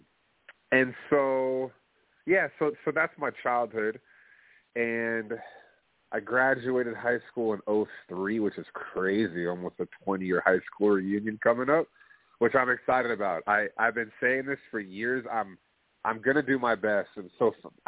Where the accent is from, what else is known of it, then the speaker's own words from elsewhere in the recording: Plano, Texas, United States; I'm from Plano, Texas. Middle-class family.